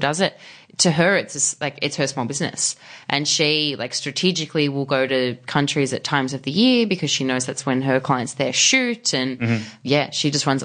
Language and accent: English; Australia; I'm from Australia.